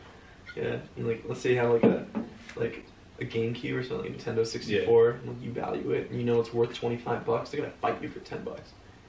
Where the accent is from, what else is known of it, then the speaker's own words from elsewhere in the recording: Los Angeles, California, United States; I think I was born in West Hills Hospital. It's West Hills is a small suburb in the greater city of Los Angeles. And and basically I grew up in a small gated street